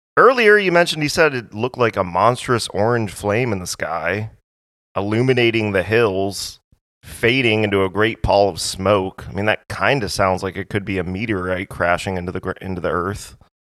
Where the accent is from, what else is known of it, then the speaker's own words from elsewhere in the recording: Hawaii, United States; I'm, I'm from Hawaii